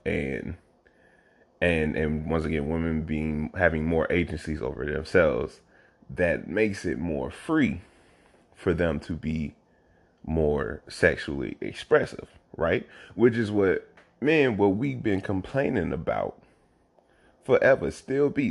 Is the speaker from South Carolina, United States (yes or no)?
yes; South Carolina, United States; moved away as an adult; now in Oakland, United States; growing up in this state